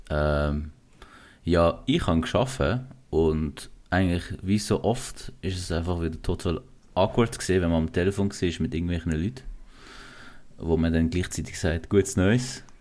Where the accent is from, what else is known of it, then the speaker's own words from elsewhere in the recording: Central Anatolia, Turkey; Ja, ich komme aus der Türkei, bin Kurde, aus dem was wurde ähm. also ursprünglich kommen wir so von Zentraltürkei, äh, in der Nähe von Antalya.